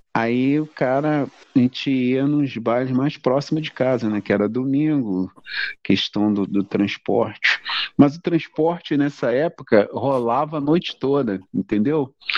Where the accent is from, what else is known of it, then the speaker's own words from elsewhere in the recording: Belford Roxo, Rio de Janeiro, Brazil; Eu nasci lá na, na Areia Branca, que na época era Belfor Roxo, ou era Nova Iguaçu, pertencia ao município de Nova Iguaçu, a Baixada Fluminense